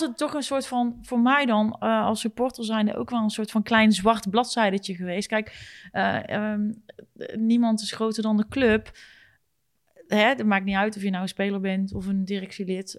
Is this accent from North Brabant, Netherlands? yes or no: yes; North Brabant, Netherlands; Wij zijn Brabanders.